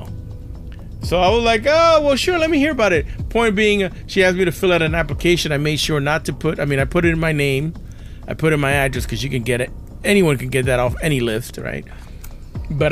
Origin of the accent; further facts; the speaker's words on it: New York City, New York, United States; I grew up in New York City